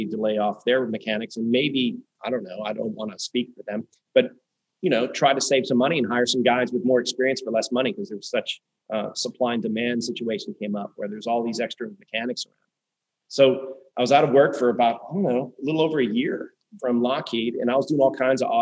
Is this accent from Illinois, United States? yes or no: no; Pittsburgh, Pennsylvania, United States; moved away as an adult; also born or lived in Syracuse, New York / Prince Edward Island, Canada / Wilmington; now in Florida, United States; we both grew up in Pittsburgh